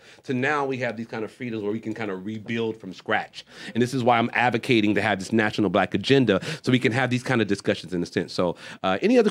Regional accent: United States; born and raised in America. I have American culture

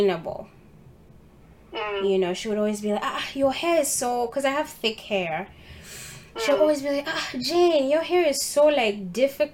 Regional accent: Uganda; moved away; when I was growing up in Uganda, I started by going to international school.

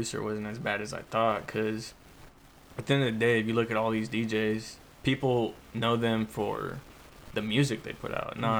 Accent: Modesto, California, United States; moved away as an adult; also born or lived in Hayward, California; now in Tracy, United States; I'm from Modesto, California. Currently, I kind of bounce around from Tracy to Hayward because my family moved to Tracy after I graduated high school.

